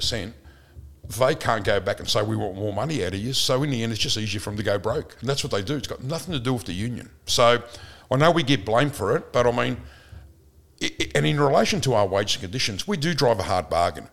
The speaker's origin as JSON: {"language": "English", "town": "Footscray", "region": "Victoria", "country": "Australia", "tie": "born or raised there", "said": "I grew up in Footscray. We thought we were pretty tough in Footscray."}